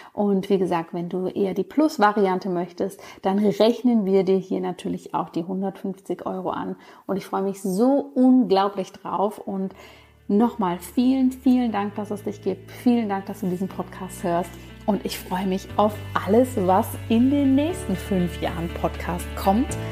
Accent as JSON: {"language": "German", "region": "Bavaria", "country": "Germany", "tie": "born or raised there", "said": "wie man das in Bayern so schön sagen würde, wo ich aufgewachsen bin"}